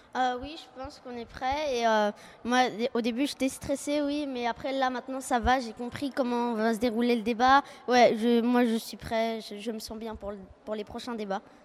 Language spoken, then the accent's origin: French; France; now in Jakarta, Indonesia; Je viens de France et euh, j'habite à Jakarta, en Indonésie